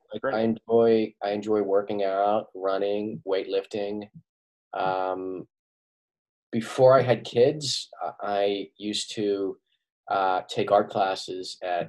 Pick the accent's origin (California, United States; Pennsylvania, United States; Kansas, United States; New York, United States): Pennsylvania, United States; Pittsburgh; born or raised there; now in Doylestown, United States